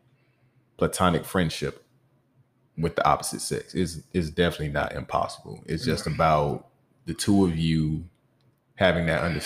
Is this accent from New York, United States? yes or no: no; Atlanta, Georgia, United States; also born or lived in Waukegan, Illinois; I was raised on the south side of Atlanta, but I was born in Waukegan, Illinois